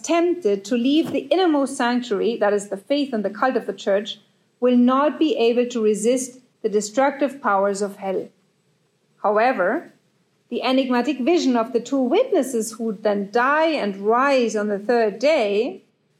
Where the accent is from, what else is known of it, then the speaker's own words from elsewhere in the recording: Germany; I'm from Germany